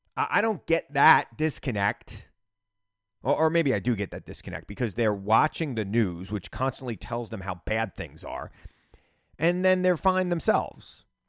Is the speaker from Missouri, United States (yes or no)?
no; New York City, New York, United States; I'm a New Yorker.